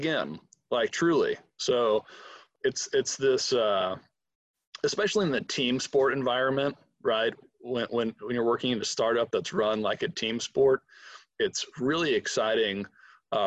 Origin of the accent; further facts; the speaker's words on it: Atlanta, Georgia, United States; I'm from Atlanta, when I moved back, all my friends had moved out